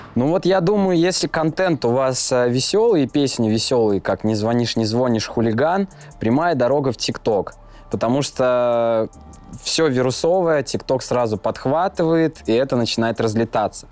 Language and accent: Russian; Gai, Orenburg Oblast, Russia; moved away as an adult; now in Saint Petersburg, Russia; Приехал я из Оренбургской области, из города Гая